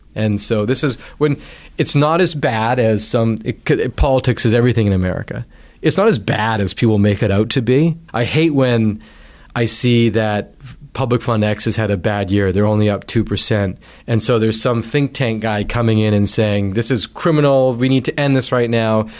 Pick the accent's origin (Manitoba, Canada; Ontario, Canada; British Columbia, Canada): British Columbia, Canada; Vancouver Island; moved away as an adult; also born or lived in United States; I grew up knowing on Vancouver Island.